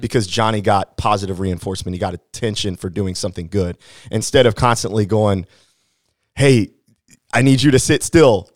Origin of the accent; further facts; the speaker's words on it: Hannibal, Missouri, United States; I grew up in Hannibal, Missouri, and so I'm, I, I like to say that I'm locally grown